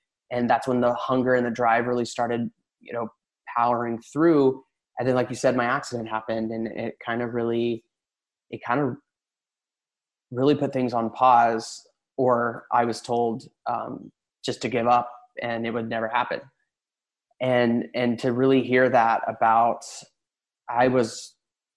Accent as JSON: {"language": "English", "region": "Tennessee", "country": "United States", "tie": "born or raised there", "moved": "as an adult", "lives_now": "Los Angeles, United States", "said": "I was born and raised in Tennessee in a really small town"}